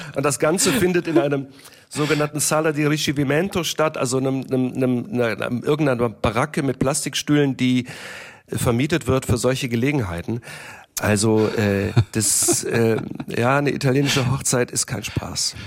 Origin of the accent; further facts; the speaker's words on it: Germany; first language German; Ich äh, bin in Deutschland geboren und aufgewachsen. Deutsch ist meine Muttersprache.